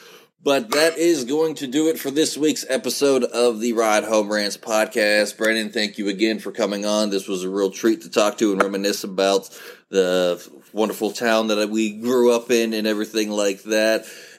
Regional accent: Follansbee, West Virginia, United States; I actually live in this crap hole of a town. Thank you very much. This is my hometown

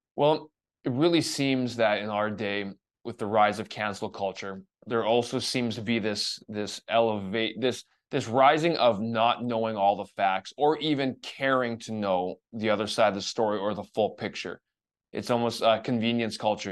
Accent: Calgary, Alberta, Canada; Calgary, your hometown, my hometown here

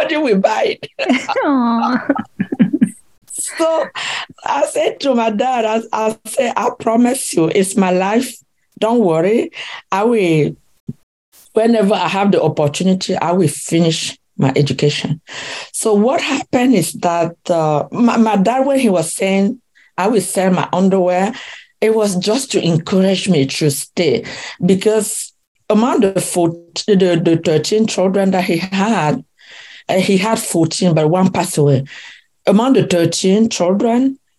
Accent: West, Cameroon; moved away as an adult; now in United States; I was born in Cameroon, in the village of called Bankonji, in the west part of Cameroon. And I grew up in Cameroon, and in 1991 I moved to the US with my family

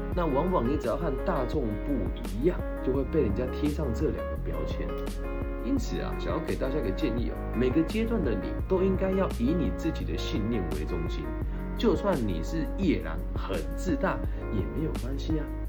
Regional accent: Changhua County, Taiwan; moved away as an adult; also born or lived in Taichung; 我今年好不容易回到了家乡彰化县政府来做青年咨询委员

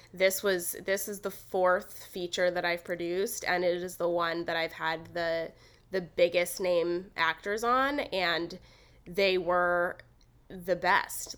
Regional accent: Los Angeles, California, United States; I actually grew up in L A. Like, I grew up in East L A in the suburbs

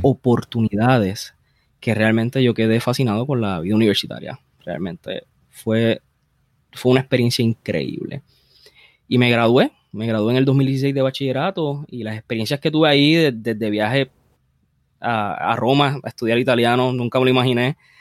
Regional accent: Bayamón, Puerto Rico; yo, yo nací en Bayamón. Eh, naturalmente, eh, ahora mismo estoy viviendo básicamente donde yo crecí cuando era un niño.

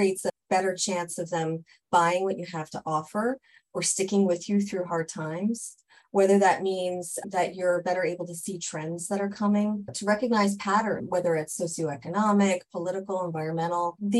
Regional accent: New Jersey, United States; I'm originally from New Jersey

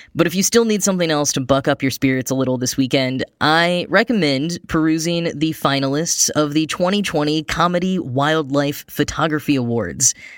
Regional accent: Dallas-Fort Worth area, Texas, United States; the Dallas-Fort Worth International Airport, which is partially located in my hometown

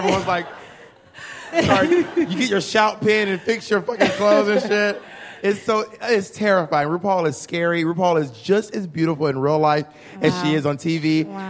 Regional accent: Atlanta, Georgia, United States; I am from Atlanta, Georgia.

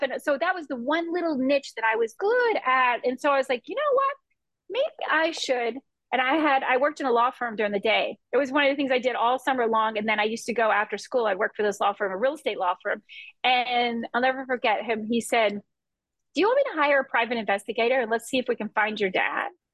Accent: Key West, Florida, United States; I grew up in Key West and in the islands

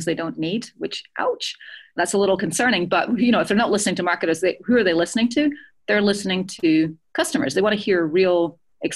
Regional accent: Edinburgh, Scotland, United Kingdom; moved away; Edinburgh is my hometown

